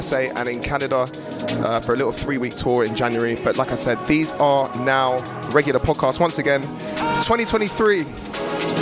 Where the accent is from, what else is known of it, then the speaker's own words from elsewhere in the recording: Newcastle upon Tyne, North East England, United Kingdom; accent: strong Geordie; As you can tell by my strong Geordie accent